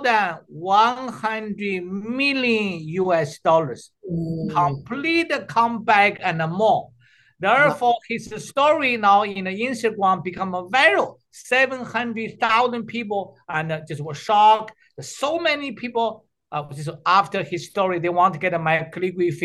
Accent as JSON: {"language": "English", "country": "China", "also_born_or_lived": "Canada", "moved": "yes", "said": "I'm the doctor from China."}